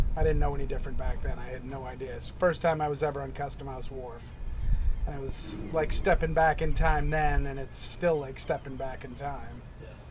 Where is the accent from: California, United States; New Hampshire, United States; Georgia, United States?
New Hampshire, United States; moved away as an adult; now in Portland, United States; I grew up in New Hampshire